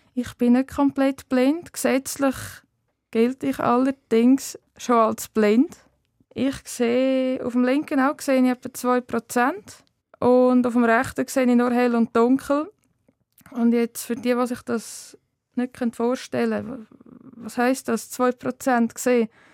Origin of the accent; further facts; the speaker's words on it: Wettingen, Aargau, Switzerland; moved away as an adult; now in Zollikofen, Switzerland; aufgewachsen bin ich im Kanton Aargau, zu Wettigen und aktuell äh, wohne ich in Zollikofen bei Bern.